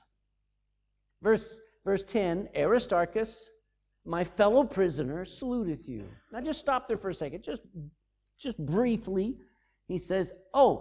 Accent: United States; moved away; I'm an American

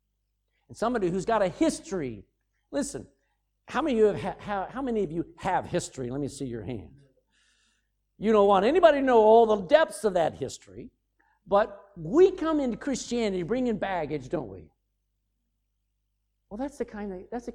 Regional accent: United States; moved away; I'm an American

